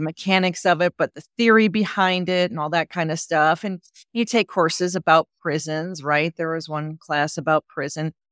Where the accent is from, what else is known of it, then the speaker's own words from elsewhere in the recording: Wisconsin, United States; I grew up in Wisconsin